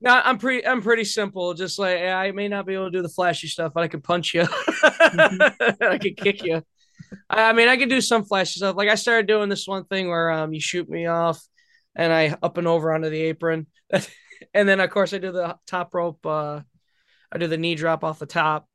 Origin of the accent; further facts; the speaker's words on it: Belvidere, Illinois, United States; I'm from Belvedere